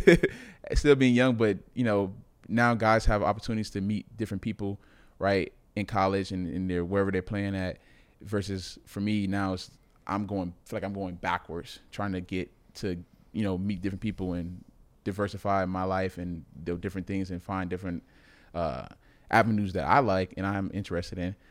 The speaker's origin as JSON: {"language": "English", "town": "Miami", "region": "Florida", "country": "United States", "moved": "yes", "said": "I'm from Miami"}